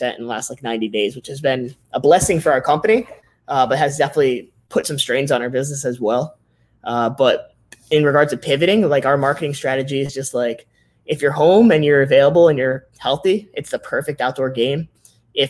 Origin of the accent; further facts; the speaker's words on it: Connecticut, United States; we grew up in Connecticut. So we have a warehouse in Connecticut where we're from